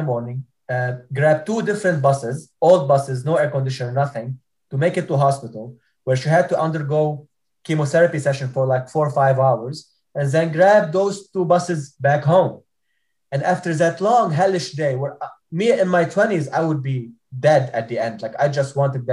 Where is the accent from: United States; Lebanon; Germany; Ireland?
Lebanon; moved away as an adult; I was born stateless in Lebanon